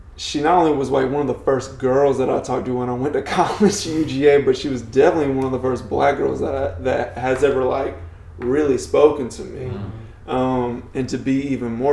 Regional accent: Cleveland, Georgia, United States; my hometown is Cleveland, Georgia

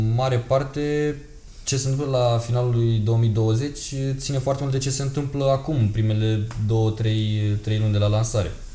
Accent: Romania; noi suntem din România

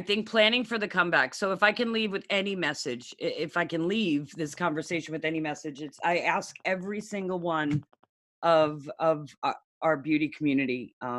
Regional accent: New York, United States; moved away; But I'm from New York originally, and I live in Northern.

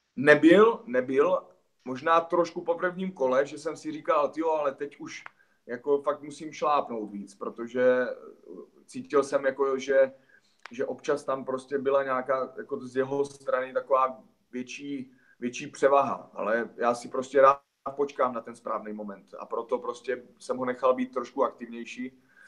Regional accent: Hostěradice, South Moravian Region, Czechia; vedle Hostiradic, odkud pocházím

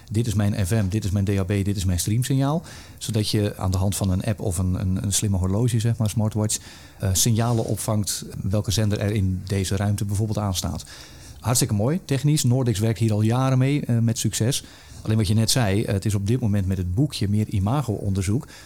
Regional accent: Netherlands; zolang er goede content of merendeels van de content gewoon gratis te krijgen is, gaan wij als Nederlanders niet betalen.

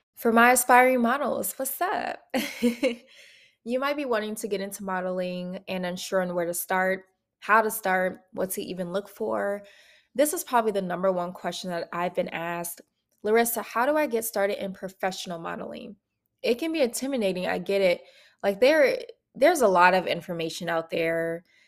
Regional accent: Minneapolis, Minnesota, United States; moved away as an adult; now in Atlanta, United States; I'm from Minneapolis, Minnesota, born and raised.

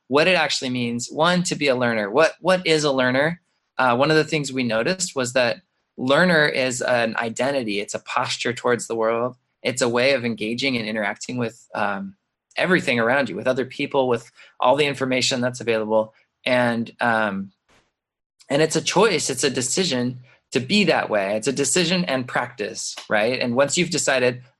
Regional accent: Mesa, Arizona, United States; moved away as an adult; also born or lived in Boston, Massachusetts / San Francisco area / Milwaukee, Wisconsin; I came back to Mesa, which I grew up in Mesa, but I had left.

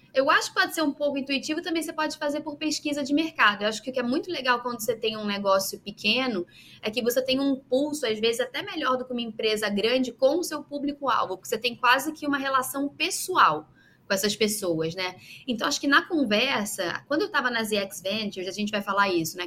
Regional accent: Rio de Janeiro, Brazil; moved away as an adult; now in Belgium; eu sou carioca, eu nasci no Rio

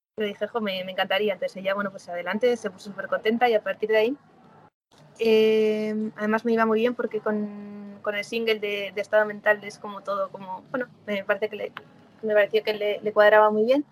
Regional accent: San Sebastián, Basque Country, Spain; moved away as an adult; also born or lived in Madrid / Sydney / New Zealand; now in Galicia, Spain; volví a San Sebastián, que yo soy de San Sebastián

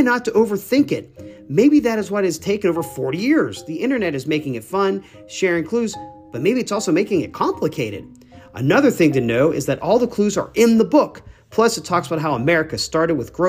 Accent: North Carolina, United States; my home state of North Carolina

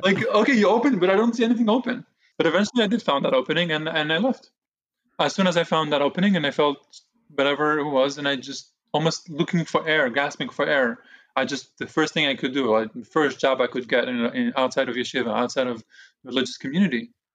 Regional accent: Jerusalem, Jerusalem District, Israel; also born or lived in Brooklyn, New York, United States; now in United States; my parents moved me to Israel with themselves and my two older brothers. And that's where I, Jerusalem. That's where I grew up.

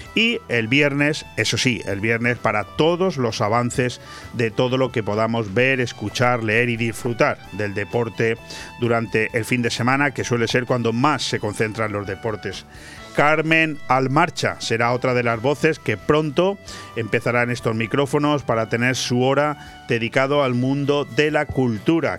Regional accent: Spain; así somos los españoles

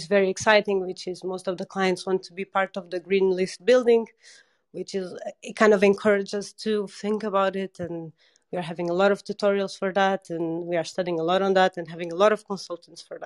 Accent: Portugal; moved away; I'm from Portugal

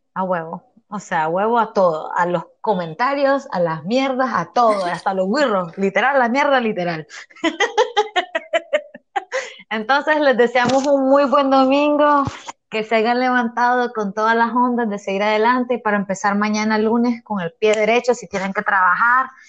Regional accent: Honduras; yo soy hondureña

